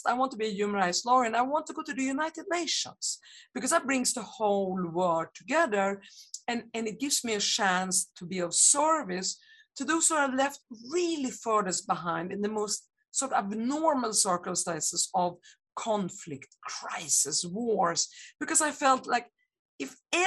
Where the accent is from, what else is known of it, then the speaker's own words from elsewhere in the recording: Sweden; born and I grew up in Sweden